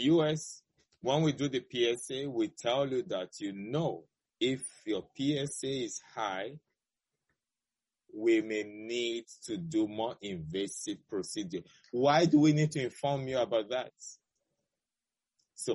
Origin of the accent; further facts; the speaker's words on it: Nigeria; moved away as an adult; now in United States; my home country, Nigeria, which I'm very proud of where I went to medical school